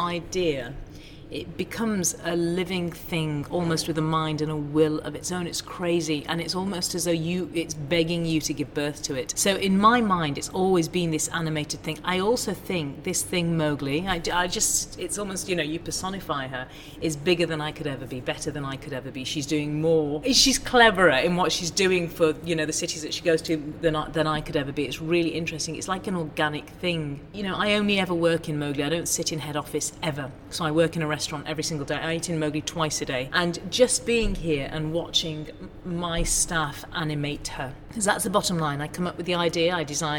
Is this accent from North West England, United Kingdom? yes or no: yes; Ormskirk, North West England, United Kingdom; I was born in Ormskirk in the northwest of England, two parents who were doctors